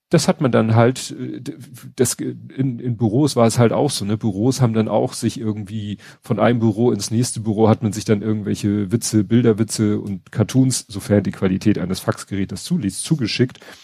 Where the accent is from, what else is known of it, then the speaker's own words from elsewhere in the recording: Hamburg, Germany; WDR hat man als Hamburger nicht unbedingt geguckt